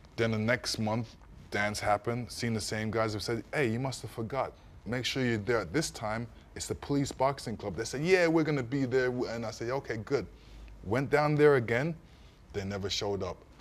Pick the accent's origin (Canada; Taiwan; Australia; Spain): Canada; also born or lived in East London, England; I was born in England, raised in Canada